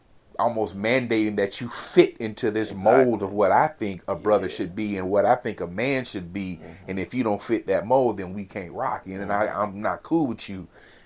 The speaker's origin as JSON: {"language": "English", "region": "California", "country": "United States", "said": "Yeah, I'm from California."}